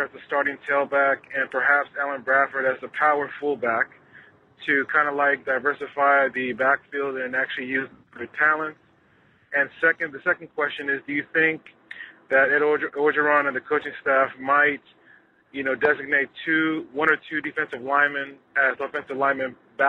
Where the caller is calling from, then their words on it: Saudi Arabia; I'm calling from Saudi Arabia. I'm a Trojan fan and Trojan alum.